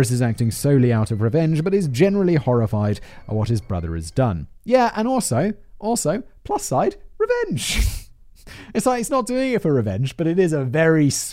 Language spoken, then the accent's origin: English; United Kingdom; I'm just British